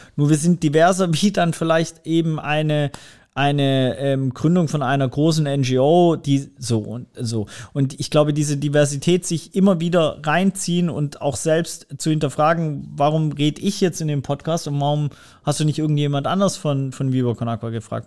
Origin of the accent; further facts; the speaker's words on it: Swabia, Germany; da bin ich einfach im Schwabenländle geboren